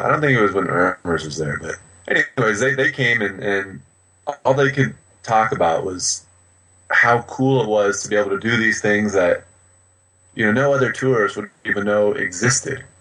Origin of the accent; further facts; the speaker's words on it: United States; I'm from America